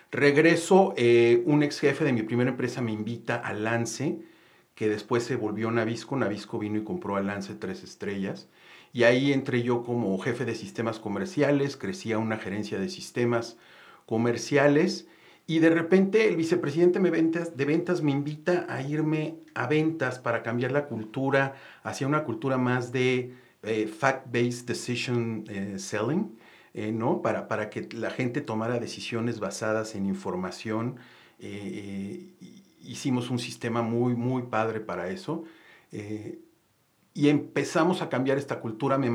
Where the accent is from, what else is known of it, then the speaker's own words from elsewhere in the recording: Mexico City, Mexico; also born or lived in Monterrey / Chiapas; Eh, bueno, yo soy originario de la Ciudad de México. Eh, estudié, eh, vivimos en Monterrey, de repente por el trabajo de papás papás nos movimos a Chiapas, a Monterrey, eh, pero estudié principalmente aquí en la Ciudad de México